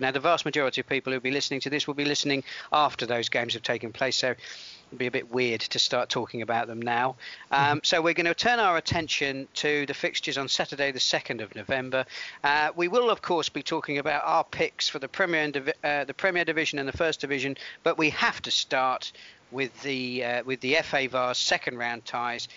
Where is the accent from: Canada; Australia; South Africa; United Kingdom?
United Kingdom; Portsmouth, South East England; I'm from Portsmouth